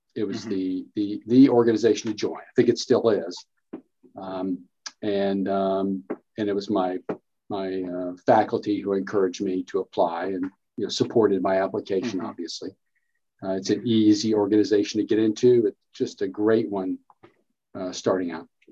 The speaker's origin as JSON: {"language": "English", "region": "Kentucky", "country": "United States", "also_born_or_lived": "North Carolina", "said": "I'm from Kentucky, been in Kentucky basically the whole time"}